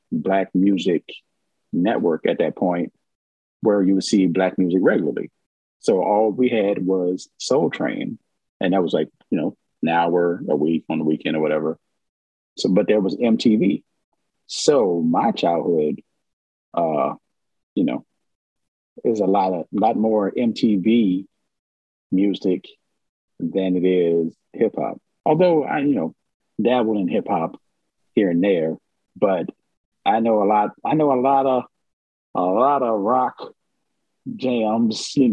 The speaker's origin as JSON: {"language": "English", "region": "Virginia", "country": "United States", "tie": "born or raised there", "said": "I am. I unfortunately I say unfortunately. Yes, yes I am. Yes I am."}